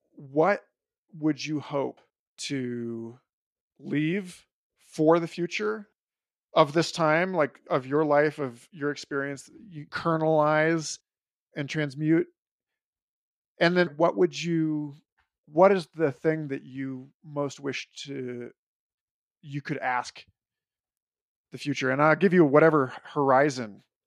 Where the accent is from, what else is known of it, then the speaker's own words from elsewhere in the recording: New York City, New York, United States; as a New Yorker